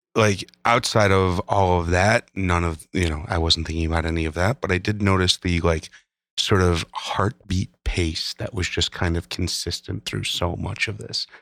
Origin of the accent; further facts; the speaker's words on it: Midwest, United States; being a Midwesterner